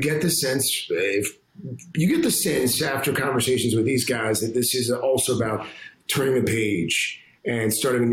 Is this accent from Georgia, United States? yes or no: no; Columbia, South Carolina, United States; moved away as an adult; also born or lived in Washington, D.C.; I grew up in Columbia, South Carolina